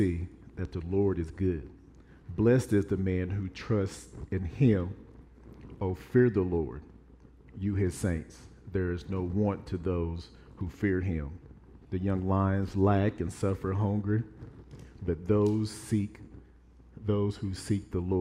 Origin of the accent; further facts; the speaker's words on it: Evansville, Indiana, United States; I'm from Evansville, Indiana.